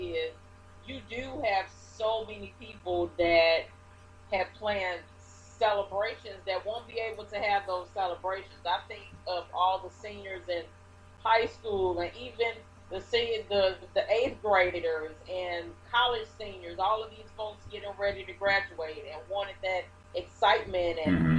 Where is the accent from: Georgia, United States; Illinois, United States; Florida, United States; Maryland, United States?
Illinois, United States; Chicago; now in southwestern Illinois, United States; I grew up in Chicago in the west suburbs of Cook County